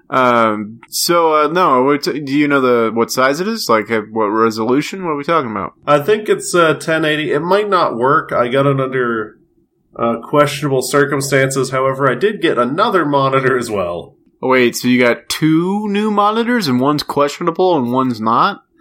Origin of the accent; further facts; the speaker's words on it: Australia; what do you know? I'm Australian.